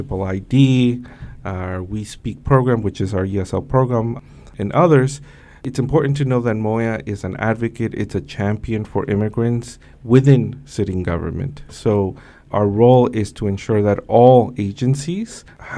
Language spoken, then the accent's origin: English; New York City, New York, United States; also born or lived in Mexico; I crossed the Mexico-U.S. border when I was 5 years old with my mother. I grew up here in Brooklyn, New York, Sunset Park, Brooklyn, in Flatbush.